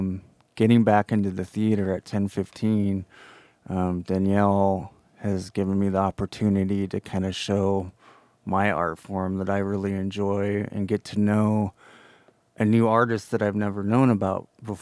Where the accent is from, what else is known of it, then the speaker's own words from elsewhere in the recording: Nevada, United States; I'm half Paiute from Nevada.